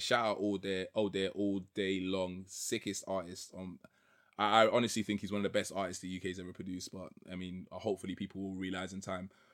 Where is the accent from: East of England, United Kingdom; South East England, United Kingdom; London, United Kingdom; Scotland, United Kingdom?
London, United Kingdom; also born or lived in Trinidad; I grew up in East London, Waltham style